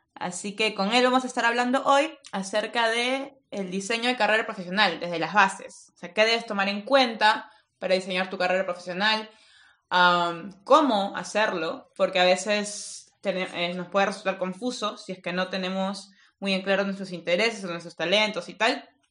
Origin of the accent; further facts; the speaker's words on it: Peru; now in Finland; soy peruana